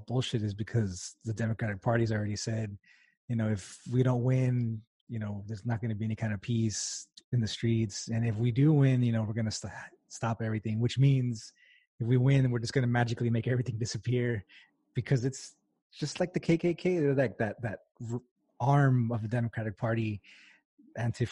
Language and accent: English; El Paso, Texas, United States; I'm from El Paso